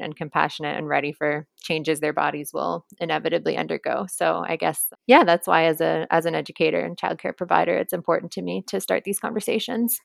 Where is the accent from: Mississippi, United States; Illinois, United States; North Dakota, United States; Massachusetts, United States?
Massachusetts, United States; Cambridge; I'm from Cambridge, Mass.